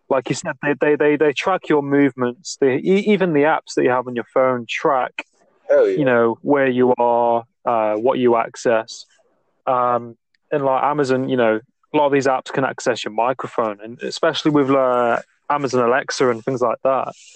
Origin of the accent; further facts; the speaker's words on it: England, United Kingdom; I'm from England, like the UK